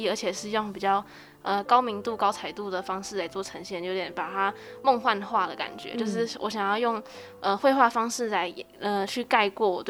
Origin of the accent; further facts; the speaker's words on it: Taichung, Taiwan; 因为我是在台中市中区那边长大的，那那边现在比较比较没落